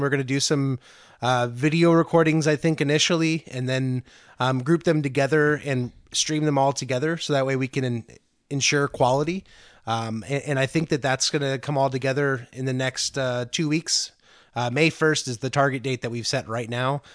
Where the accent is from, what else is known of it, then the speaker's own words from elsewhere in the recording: Antioch, California, United States; I'm from Antioch originally, which is about 20 miles from Concord